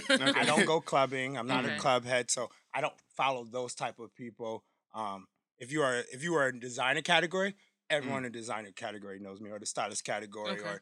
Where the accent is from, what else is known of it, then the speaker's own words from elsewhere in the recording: Stamford, Connecticut, United States; I'm from Stanford, Connecticut